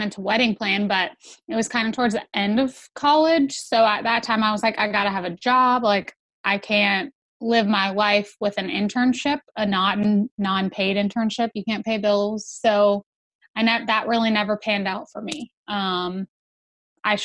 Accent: Georgia, United States; I grew up in Georgia, so born and raised, been here my whole life

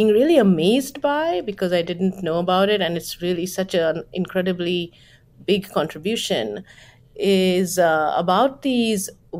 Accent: West Bengal, India; moved away; And when I was growing up in Bengal in India

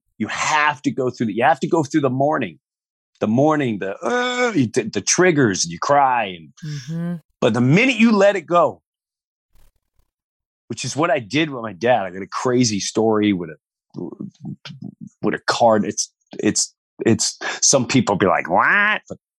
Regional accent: New York, United States; I remember growing up in Long Island and it was all about, it was still a village mentality.

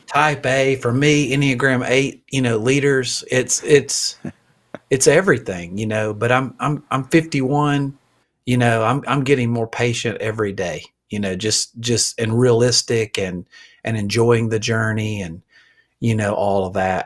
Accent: Alabama, United States; I'm from Alabama

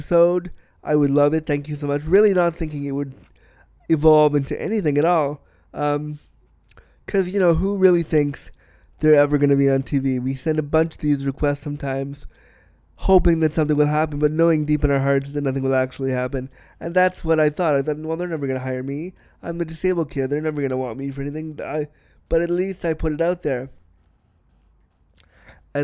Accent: small town outside Toronto, Ontario, Canada; now in Toronto, Canada; a Canadian small town boy, which I was

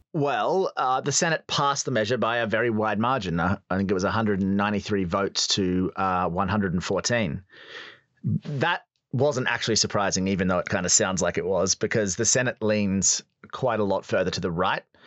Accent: Australia; as a young boy growing up in Australia

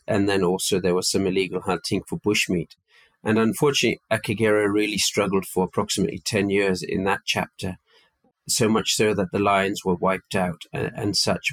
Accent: Malawi; moved away as an adult; also born or lived in United Kingdom; now in Rwanda; I was brought up in Malawi um, and attended boarding school in the UK from a very young age, but was brought up primarily on a farm in Malawi

